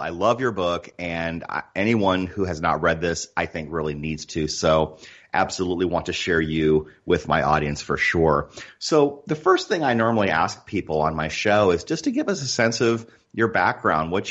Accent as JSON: {"language": "English", "town": "Northwood", "region": "Iowa", "country": "United States", "tie": "born or raised there", "moved": "yes", "lives_now": "Arizona, United States", "said": "I grew up in Iowa as well. Do you know where Northwood is"}